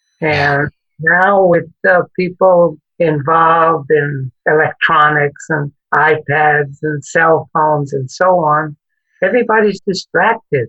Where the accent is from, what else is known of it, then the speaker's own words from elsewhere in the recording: New York City, New York, United States; moved away as an adult; also born or lived in California; When I grew up in New York City as a Puerto Rican